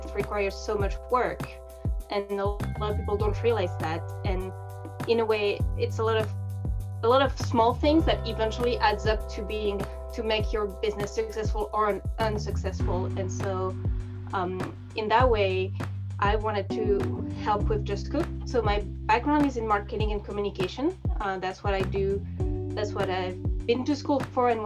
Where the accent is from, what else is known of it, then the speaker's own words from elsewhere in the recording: France; English is a second language; moved away; as I grew up in France, I experienced it